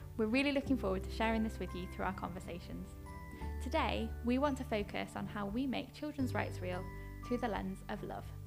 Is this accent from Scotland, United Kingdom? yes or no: yes; Gullane, Scotland, United Kingdom; also born or lived in Edinburgh; I was born and brought up in Scotland, in Edinburgh to begin with.